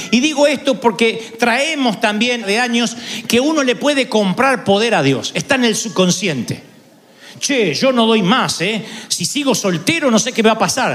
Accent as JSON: {"language": "Spanish", "country": "Argentina", "said": "nadie me conoce en mi país"}